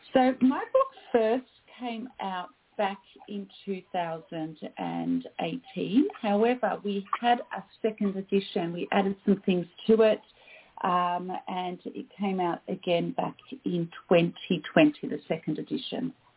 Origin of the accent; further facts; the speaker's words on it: Australia; I am Australian